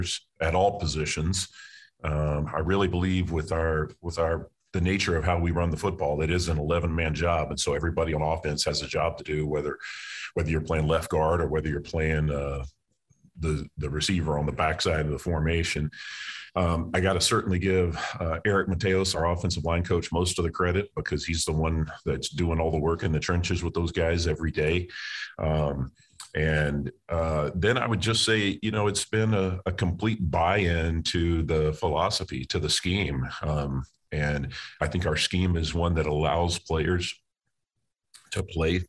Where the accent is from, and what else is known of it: Texas, United States; moved away as an adult; also born or lived in Louisiana